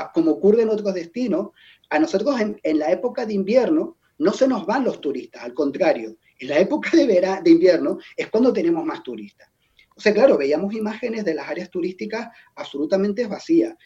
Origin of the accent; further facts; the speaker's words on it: Tenerife, Canary Islands, Spain; Yo soy de Tenerife, lo, el insular es muy insular y el mar nos atrae bastante